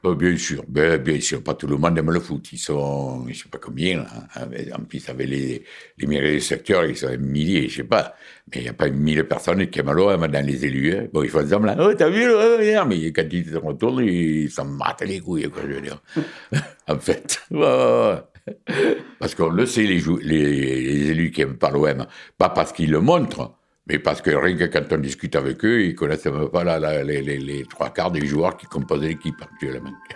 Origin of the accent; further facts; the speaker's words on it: Marseille, Provence-Alpes-Côte d'Azur, France; also born or lived in Morocco; je suis arrivé à Marseille j'avais 10 ans